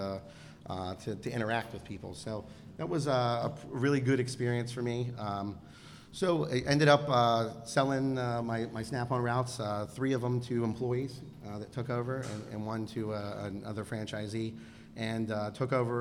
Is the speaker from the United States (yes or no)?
yes; Pennsylvania, United States; also born or lived in Baltimore, Maryland; relocated to Pennsylvania in first grade. So I've been here pretty much most of my life.